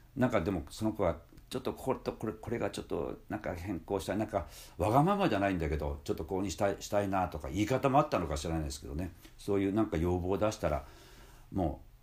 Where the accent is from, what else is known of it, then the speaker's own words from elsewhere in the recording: Hiroshima, Japan; 地元広島の修道中学高校